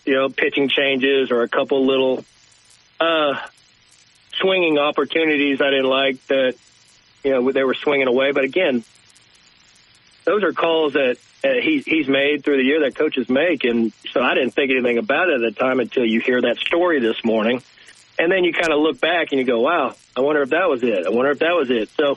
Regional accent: San Diego, California, United States; I'm from San Diego

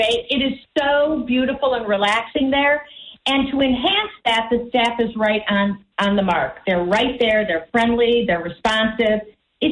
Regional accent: Chicago, Illinois, United States; moved away; I'm from Chicago

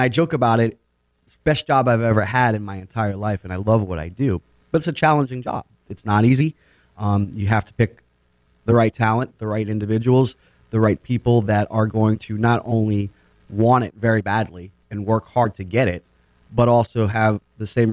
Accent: Boynton Beach, Florida, United States; I came from Boynton Beach, grew up here, played at East Boynton Little League Fields

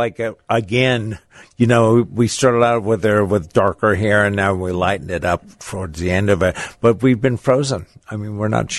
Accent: Los Angeles, California, United States; Los Angeles, California.

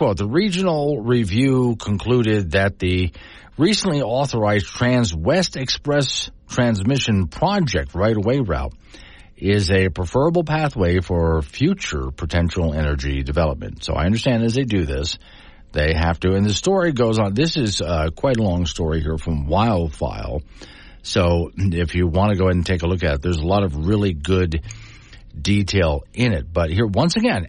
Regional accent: west coast of Florida, United States; now in Wyoming, United States; I could see rockets going up from where I lived on the west coast of Florida all the time

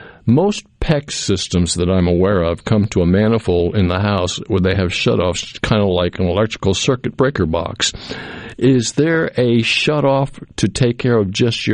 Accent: Cape Cod Canal, Massachusetts, United States; now in Mississippi, United States; I grew up in Massachusetts in the Cape Cod Canal

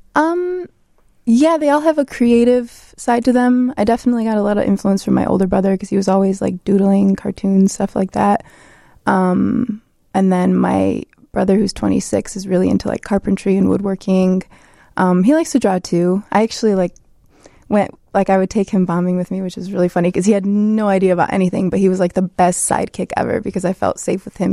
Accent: Chicago, Illinois, United States; I am from Chicago. I grew up in Chicago, um, but my parents are from Poland, and they moved here in the seventies.

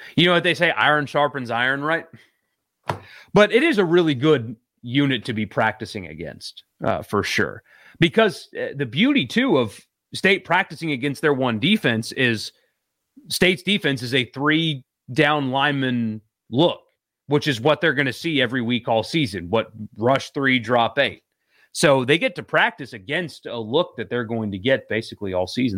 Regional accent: upstate South Carolina, United States; moved away; I grew up in Sou-, upstate South Carolina

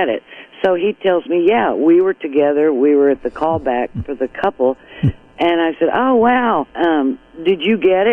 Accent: San Angelo, Texas, United States; moved away as an adult; also born or lived in Lubbock, Texas / New York; I was actually born in Lubbock, Texas, but I grew up in San Angelo.

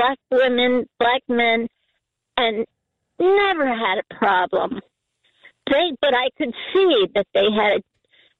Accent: New Jersey, United States; I'm from New Jersey

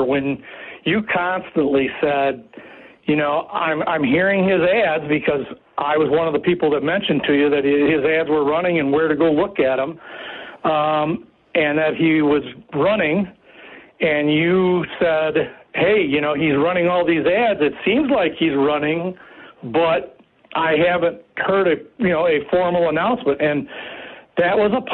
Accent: St. Joseph, Michigan, United States; I grew up in the St. Joe area

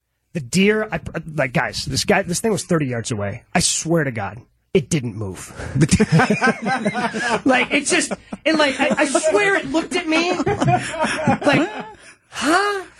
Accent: Horicon, Wisconsin, United States; I grew up in Horicon. The family land was in Portage

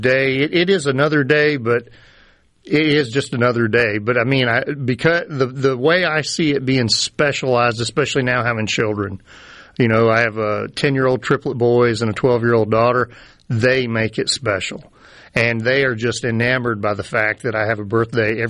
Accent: North Carolina, United States; moved away; I grew up in North Carolina

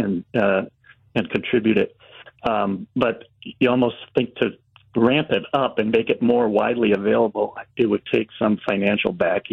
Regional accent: Racine County, Wisconsin, United States; I grew up in Racine County, and it was just natural for everybody to hunt where I grew up

